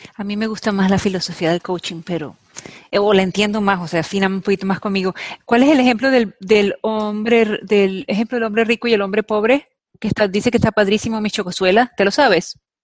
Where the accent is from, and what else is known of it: Venezuela